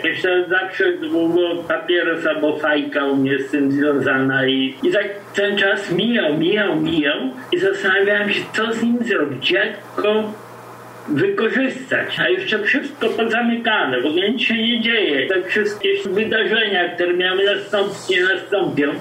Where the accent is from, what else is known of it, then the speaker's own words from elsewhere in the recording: Białystok, Podlaskie Voivodeship, Poland; moved away; also born or lived in Silesia; ja jestem Ślązak z Białego Stoku